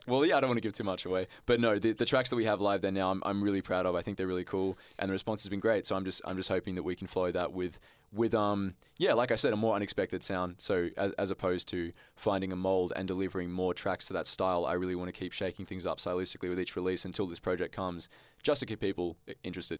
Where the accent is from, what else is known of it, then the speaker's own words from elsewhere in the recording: Canberra, Australian Capital Territory, Australia; growing up in high school, you know, I thought Canberra was a little bit shit